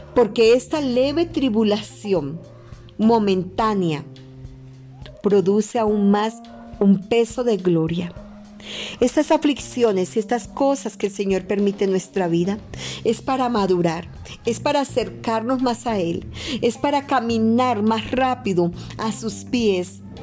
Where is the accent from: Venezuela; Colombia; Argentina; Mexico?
Colombia; also born or lived in Madrid, Cundinamarca; acá en mi país Colombia